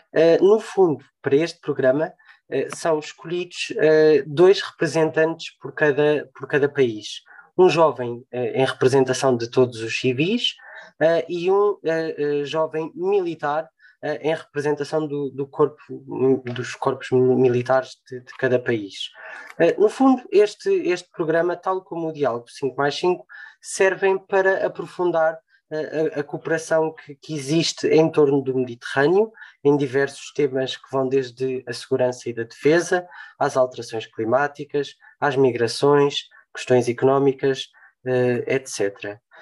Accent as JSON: {"language": "Portuguese", "country": "Portugal", "said": "acima de tudo somos portugueses"}